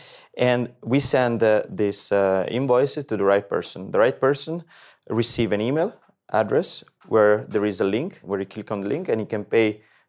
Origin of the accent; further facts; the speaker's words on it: Rimini, Emilia-Romagna, Italy; English is a second language; now in Switzerland; I'm originally from Italy, from Rimini, known as a party town.